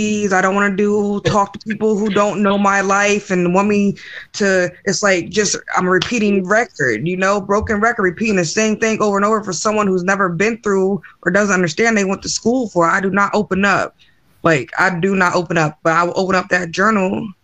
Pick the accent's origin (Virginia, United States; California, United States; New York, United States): Virginia, United States; Manassas; I'm from Manassas